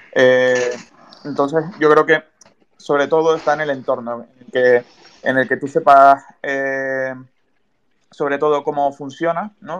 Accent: Tenerife, Canary Islands, Spain; yo soy de Tenerife

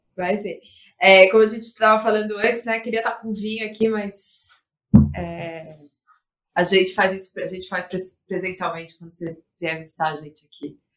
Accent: São Paulo, Brazil; now in Rio de Janeiro, Brazil; eu sou de São Paulo também, estou aqui, mas o apartamento ainda continua em São Paulo

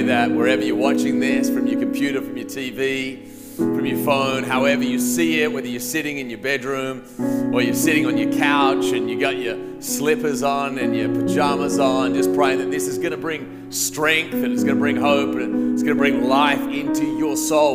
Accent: Australia; moved away as an adult; now in United States; I grew up in Australia. I lived there till I was 19 years old. And then I came to America on a, on a tennis scholarship

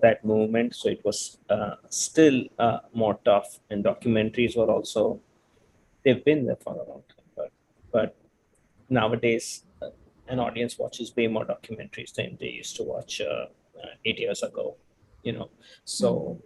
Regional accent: Mumbai, Maharashtra, India; moved away as an adult; now in Los Angeles, United States; I'm originally from India, from Mumbai. And I came to the US around 15 years ago

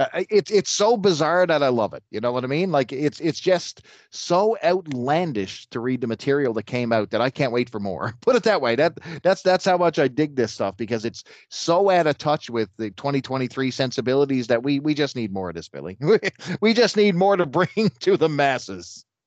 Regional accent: Canada; I hail from the Great White North here in Canada

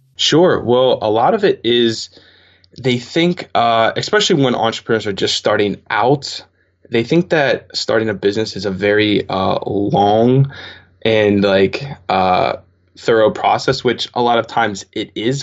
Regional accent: Pittsburgh, Pennsylvania, United States; I'm from Pittsburgh, Pennsylvania

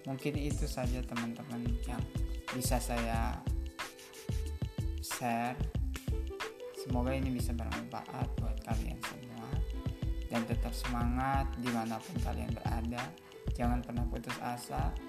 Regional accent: Gunung Batu, Indonesia; Jadi yang harus teman-teman ketahui di kampung saya, Kampung Gunung Batu, banyak sekali sejarah di sana.

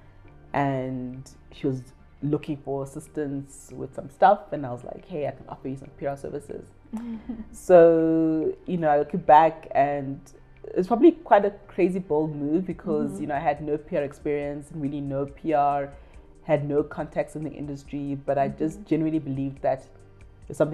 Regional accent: South Africa; also born or lived in Ghana; I am Ghanaian of origin, grew up in South Africa.

